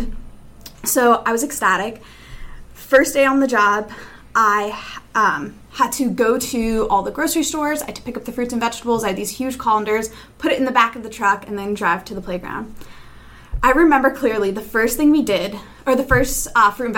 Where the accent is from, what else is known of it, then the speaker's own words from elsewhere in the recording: Allentown, Pennsylvania, United States; I'm from Allentown, Pennsylvania.